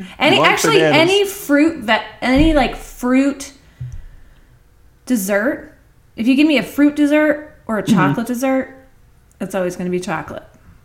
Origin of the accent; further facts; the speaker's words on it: New Jersey, United States; But I grew up on it in New Jersey.